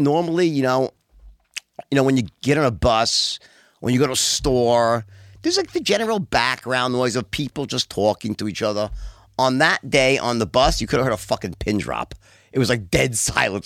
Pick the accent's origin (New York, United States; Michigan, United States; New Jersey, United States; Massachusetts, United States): New York, United States; New York City; also born or lived in Long Island; I'm actually from Bayside, and I lived there till I was uh, my early, like 21, and then I moved into the city, then out to Long Island. But I was in New York my whole life, born and bred